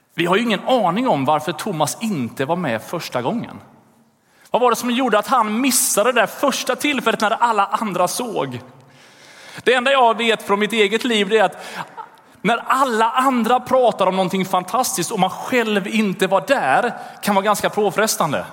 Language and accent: Swedish; Gothenburg, Västra Götaland, Sweden; i Göteborg där jag växte upp